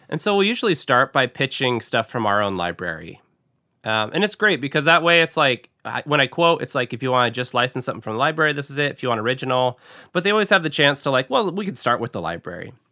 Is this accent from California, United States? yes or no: no; Seattle, Washington, United States; moved away as an adult; now in Grand Rapids, United States; I grew up in Seattle and started out in Seattle